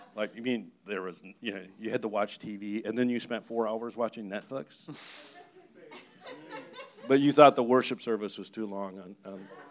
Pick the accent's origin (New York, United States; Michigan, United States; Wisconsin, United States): Michigan, United States; moved away; I'm from Michigan